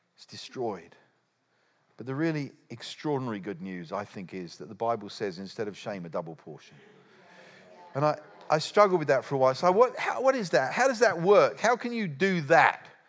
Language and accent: English; United Kingdom; I'm a Brit